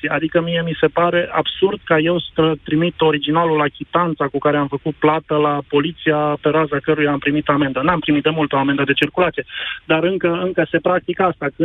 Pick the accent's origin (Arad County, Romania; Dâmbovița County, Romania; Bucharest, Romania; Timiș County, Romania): Timiș County, Romania; Timișoara; Și pentru că uh, eu sunt din Timișoara, la noi e o problemă mare cu forța de muncă.